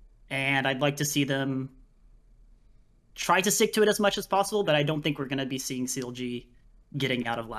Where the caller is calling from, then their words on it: South Korea; I'm calling from Korea.